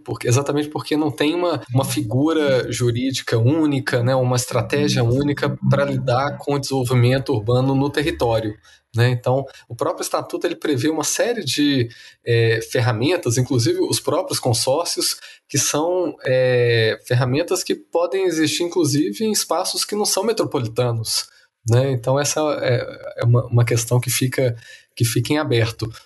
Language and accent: Portuguese; Minas Gerais, Brazil; moved away; governador do meu estado natal